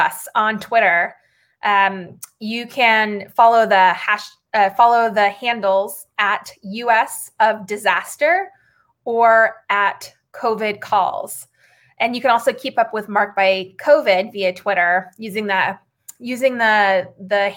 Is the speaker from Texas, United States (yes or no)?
no; Arizona, United States; now in San Francisco, United States; Arizona, the state where I grew up